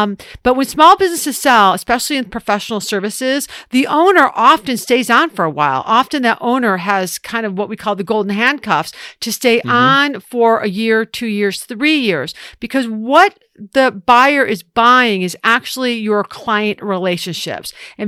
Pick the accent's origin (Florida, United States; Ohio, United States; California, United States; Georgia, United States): Ohio, United States; I'm from Ohio.